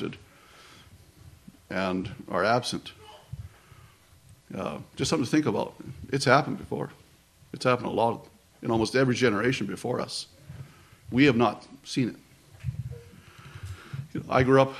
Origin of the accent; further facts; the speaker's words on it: close to Washington, D.C., East Coast, United States; I grew up in the East Coast, close to Washington, D.C.